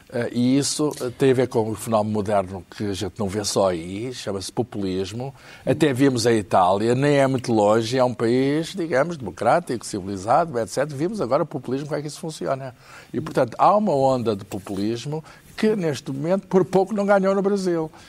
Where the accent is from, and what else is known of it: Portugal